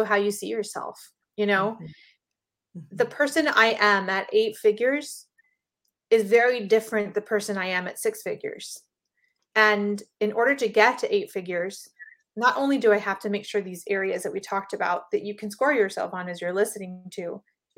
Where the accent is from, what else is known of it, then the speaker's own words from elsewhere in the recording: Panama; I'm from Panama